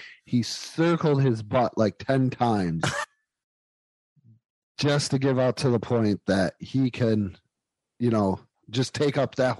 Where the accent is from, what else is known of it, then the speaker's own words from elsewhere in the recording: Bills country, New York, United States; we're from Bill's country.